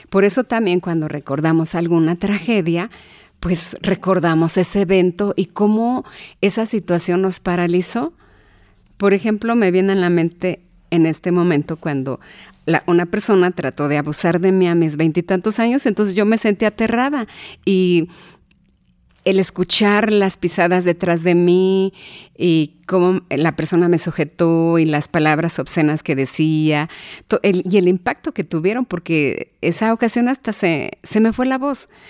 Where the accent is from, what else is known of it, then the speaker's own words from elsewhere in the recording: Hidalgo, Mexico; born there; no voy a salir adelante porque nací en Hidalgo, porque vengo de padres pobres